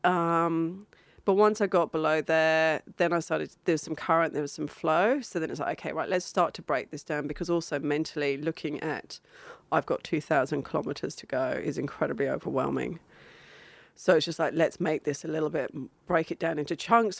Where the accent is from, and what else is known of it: Australia